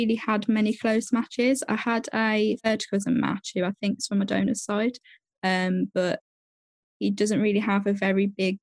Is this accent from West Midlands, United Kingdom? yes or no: yes; Birmingham, West Midlands, United Kingdom; I'm 22, and I'm from Birmingham in the UK.